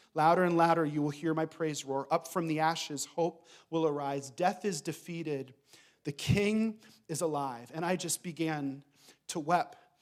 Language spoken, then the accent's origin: English; Reading, Pennsylvania, United States; moved away as an adult; now in Thessaloniki, Greece; we grew up in Reading, Pennsylvania